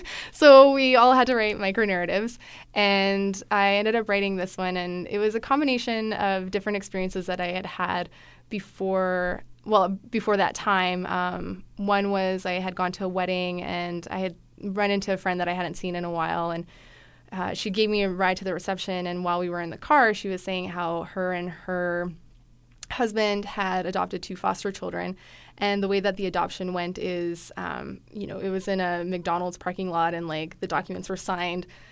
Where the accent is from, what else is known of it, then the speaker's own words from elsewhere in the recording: Calgary, Alberta, Canada; moved away as an adult; now in Edmonton, Canada; I grew up in Calgary